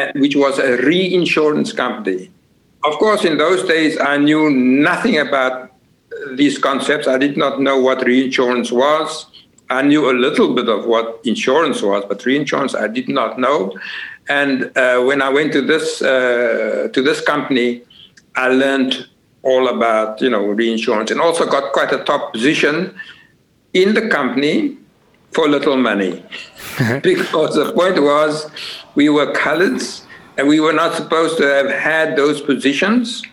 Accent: Cape Town, Western Cape, South Africa; now in Netherlands; I'm originally from Cape Town. Uh, of course, I was born in Cape Town and came to, to the Netherlands in 1969.

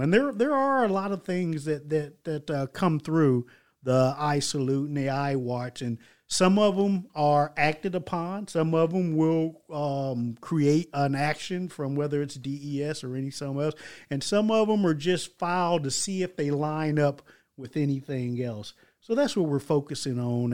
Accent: Stuttgart, Baden-Württemberg, Germany; moved away; I'm coming from Stuttgart, Germany

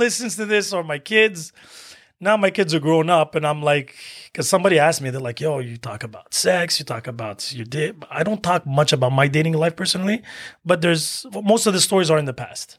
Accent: Algeria; I'm Algerian from Africa

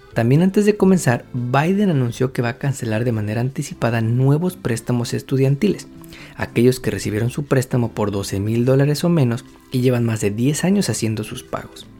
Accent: Mexico

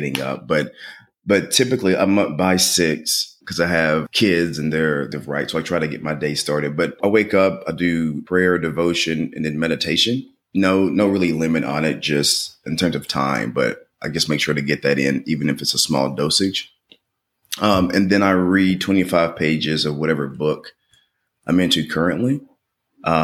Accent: Portland, Tennessee, United States; I'm originally from Portland, Tennessee.

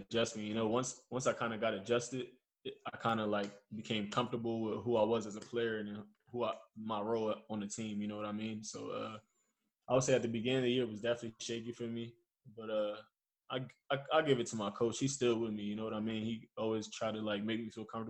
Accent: Trenton, New Jersey, United States; moved away as an adult; also born or lived in Philadelphia / Germany; where I'm from Trenton, New Jersey, you know. So it's like this is my home

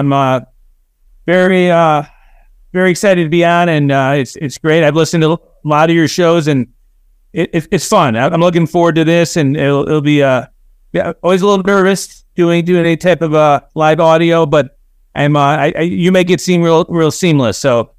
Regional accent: Orland Park, Illinois, United States; So I grew up in Orland Park, Illinois, which is southwest suburbs.

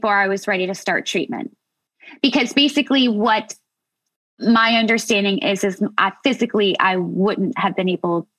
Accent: United States; I'm American.

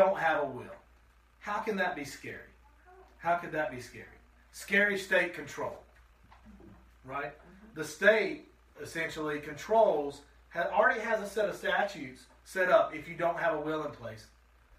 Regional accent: Shelby, United States; growing up in Shelby

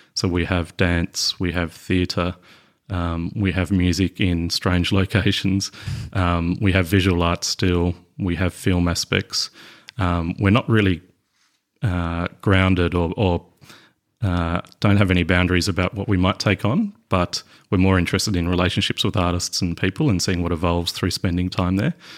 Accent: West Coast of Tasmania, Australia; moved away as an adult; now in Hobart, Australia; I was born and raised on the West Coast

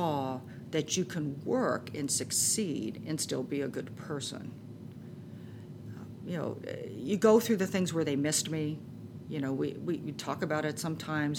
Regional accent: Orange County, Southern California, United States; moved away as an adult; also born or lived in upstate New York / San Francisco area; I grew up in Southern California in Orange County, and I moved to upstate New York.

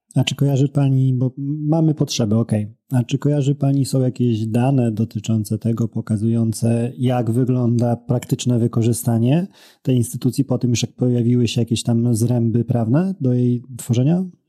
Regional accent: near Białystok, Podlaskie Voivodeship, Poland; jestem z, z Białego Stoku, spod Białego Stoku nieco

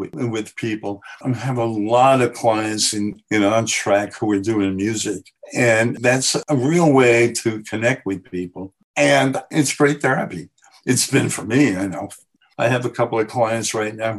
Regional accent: New York City, New York, United States; I grew up in the Bronx, so we used to have that on every street corner, what they call doo-wop.

